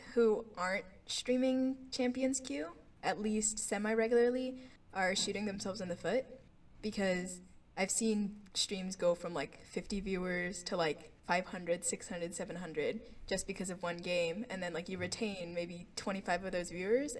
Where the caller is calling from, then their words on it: Orlando, Florida, United States; I'm in Orlando, Florida right now.